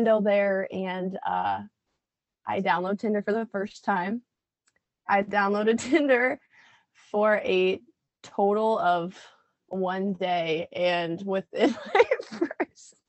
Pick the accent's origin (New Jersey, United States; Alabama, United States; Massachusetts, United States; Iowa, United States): Iowa, United States; Red Oak; I grew up in Southwest Iowa, Red Oak to be specific.